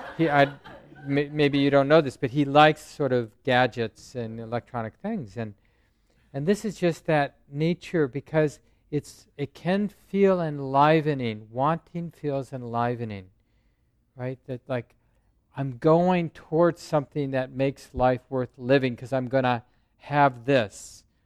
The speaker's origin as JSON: {"language": "English", "town": "Minneapolis", "region": "Minnesota", "country": "United States", "tie": "born or raised there", "said": "I grew up in North Minneapolis"}